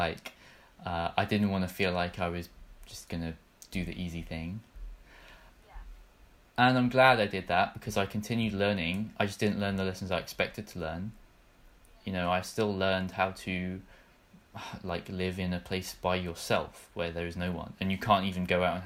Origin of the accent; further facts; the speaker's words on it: England, United Kingdom; also born or lived in Rotterdam; I didn't understand what being English meant until I left England